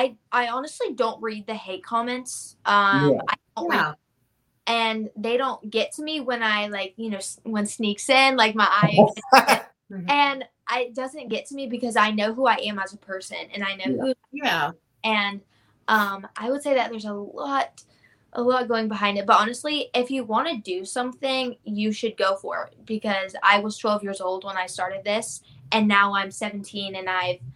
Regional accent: Jacksonville, Florida, United States; It was good. I loved it. Really close to the beach, you know. I'm actually here right now. I'm visiting my mom. But I loved it. I don't know. Like, all my family's here, you know. Like, some of my family's in Fernandina Beach, which is a beautiful area.

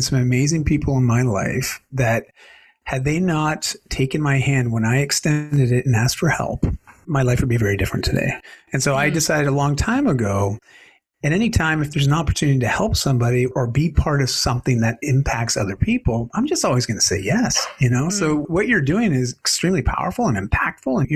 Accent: Canada

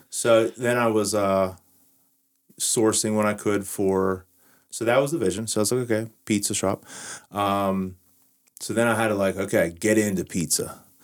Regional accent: Washington, Pennsylvania, United States; to restore my hometown

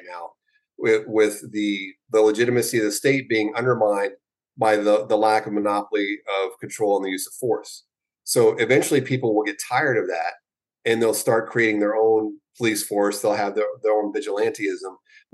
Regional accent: the South, United States; I was born in the South

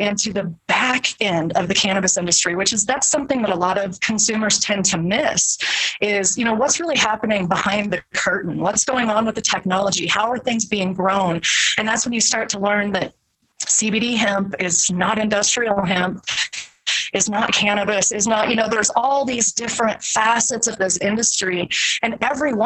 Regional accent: Iowa, United States; growing up in the Midwest in Iowa

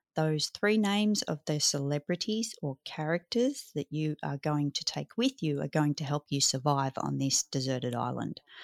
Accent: Australia

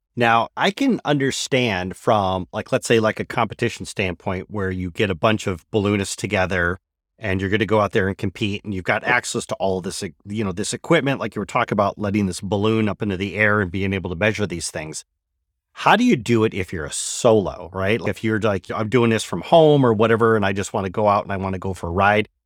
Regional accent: Michigan, United States; moved away; After twenty years, I've returned to my native Michigan

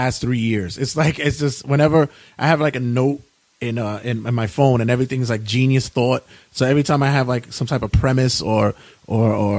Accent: New York City, New York, United States; also born or lived in Ridgewood, Queens; I'm originally from Brooklyn. I'm from not the hipster Williamsburg. I'm from the darker 90s Williamsburg, but we moved to Queens.

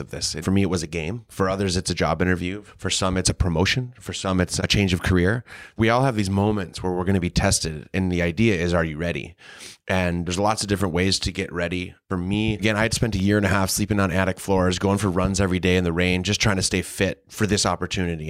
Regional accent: Green Bay, Wisconsin, United States; I was a kid from Green Bay, Wisconsin. I grew up in a community where there was a professional team

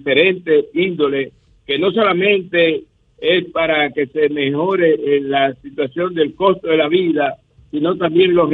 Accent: Dominican Republic; Y nosotros como República Dominicana aquí estamos en capacidad de producir eh, nuestros alimentos

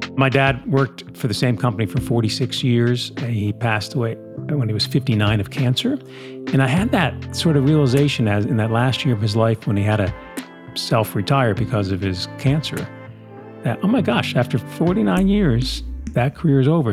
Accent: New Jersey, United States; We grew up, again, in New Jersey, typical small town.

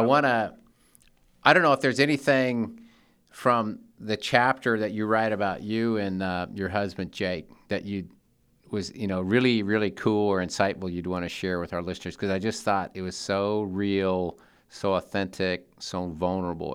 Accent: Seattle, Washington, United States; Seattle, my hometown

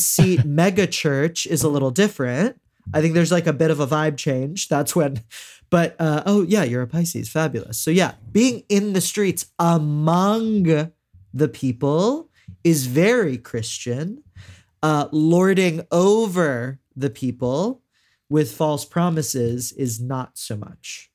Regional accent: Houston, Texas, United States; I'm from Houston and we have a lot of mega churches

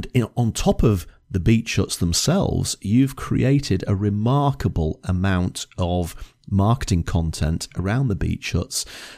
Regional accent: Lytham St Annes, North West England, United Kingdom; Again, I can remember growing up in Lytham St. Anne's, and they had beach huts

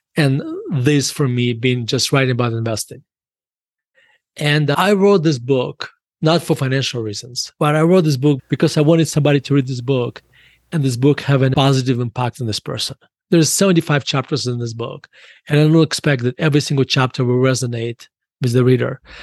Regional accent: Murmansk, Murmansk Oblast, Russia; now in United States; When I was growing up in Russia

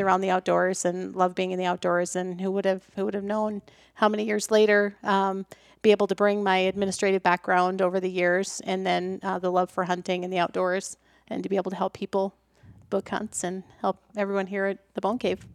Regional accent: Iowa, United States; I was born and raised in Iowa

